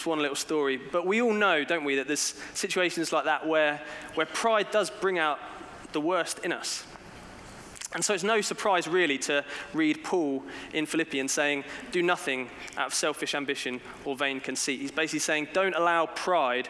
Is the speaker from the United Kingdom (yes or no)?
yes; England, United Kingdom; as a British person, when I go abroad, I do sometimes wonder, why do I still live in England